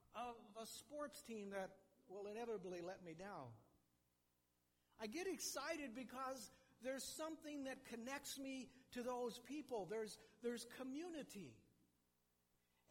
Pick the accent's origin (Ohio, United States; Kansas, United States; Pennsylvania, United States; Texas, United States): Kansas, United States; I grew up in Kansas